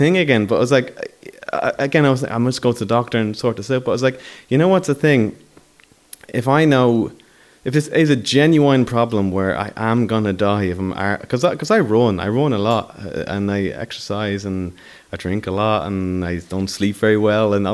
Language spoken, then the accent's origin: English; Dublin, Leinster, Ireland; I come from Talla.